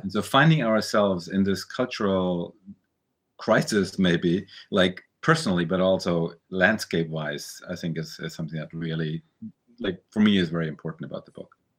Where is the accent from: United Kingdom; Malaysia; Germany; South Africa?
Germany; moved away as an adult; also born or lived in New York, United States; we grew up in Germany, we emigrated to the U S, we went back to Germany.